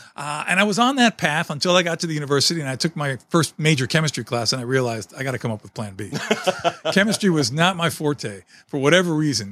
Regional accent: New York City, New York, United States; moved away; I was born and raised in New York City in a small apartment

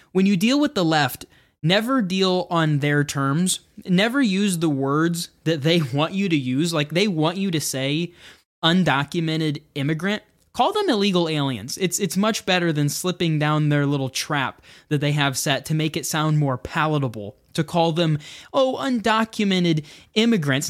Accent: United States

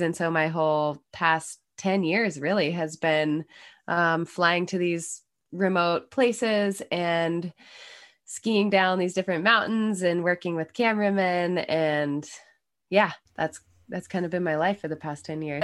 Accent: Snowbird, Utah, United States; moved away as an adult; also born or lived in Salt Lake City, Utah; now in Maine, United States; I was born in Salt Lake, but, uh, lived in the employee housing up at Snowbird my whole life

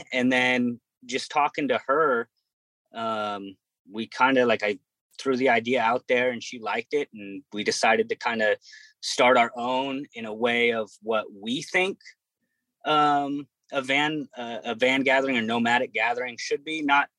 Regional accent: Oregon, United States; I was born in Oregon, raised in Oregon

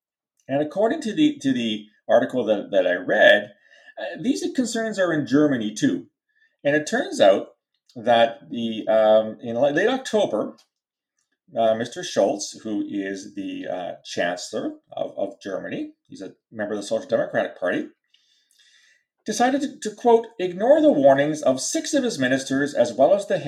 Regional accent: Canada; I'm Canadian. I'm very proud Canadian, born and raised here. When you cut me, I bleed maple leaf red. So I'm as Canadian as you can get.

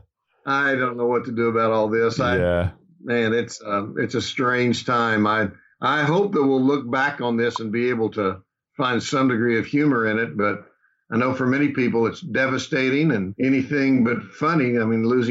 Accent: Oklahoma, United States; moved away as an adult; also born or lived in Dallas, Texas / Kansas City / Chicago area, Illinois; I was born and raised here in Oklahoma

